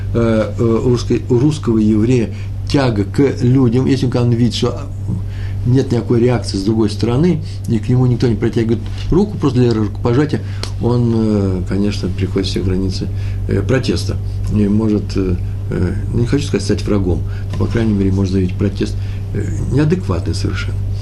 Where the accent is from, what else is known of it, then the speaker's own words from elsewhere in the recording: Russia; мое русское нутро, я из России, русскоговорящий человек